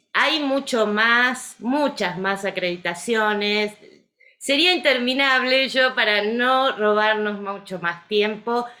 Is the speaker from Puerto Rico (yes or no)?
no; Argentina; Como buena argentina